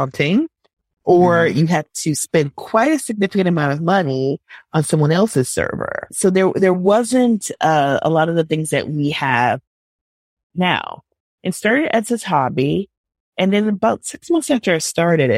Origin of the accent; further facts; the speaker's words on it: Minneapolis, Minnesota, United States; also born or lived in Milwaukee, Wisconsin; I grew up in Minneapolis, Minnesota